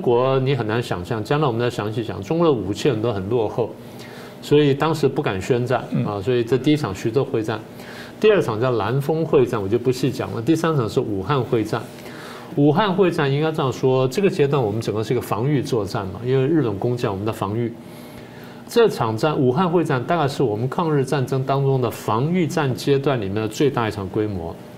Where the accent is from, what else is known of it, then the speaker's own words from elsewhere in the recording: Taiwan; 我父母亲就这样嗯。因为颠沛流离，然后离开了家乡之后来到台湾，然后，呃，这个我在这边成长了